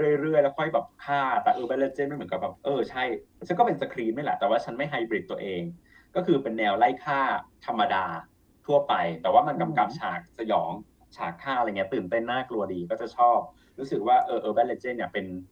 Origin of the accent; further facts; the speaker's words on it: Thailand; เราเป็นคนไทย